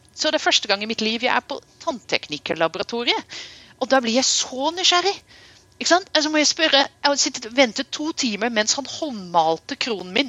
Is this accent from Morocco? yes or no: no; Netherlands; now in Norway; jeg vokste opp i Nederland